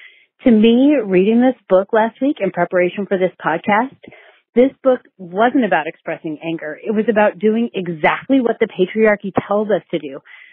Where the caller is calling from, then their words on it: Sacramento, California, United States; I am calling from Sacramento, California.